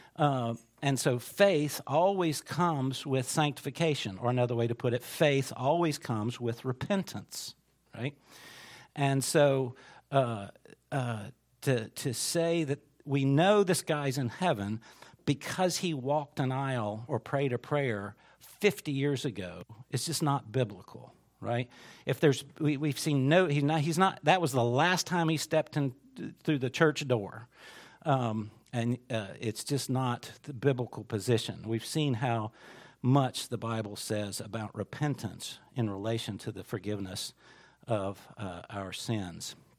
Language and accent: English; United States; as an American Christian